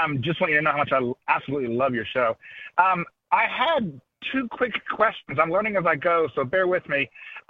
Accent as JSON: {"language": "English", "town": "Dallas", "region": "Texas", "country": "United States", "also_born_or_lived": "Nashville, Tennessee", "moved": "yes", "lives_now": "Richmond, United States", "said": "I lived in Nashville for 5 years, nice little town, but I'm from Dallas originally"}